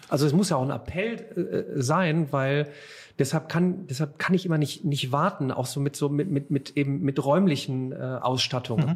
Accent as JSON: {"language": "German", "town": "Remscheid", "region": "North Rhine-Westphalia", "country": "Germany", "tie": "born or raised there", "also_born_or_lived": "Cologne", "said": "in meiner Heimatstadt Remscheid"}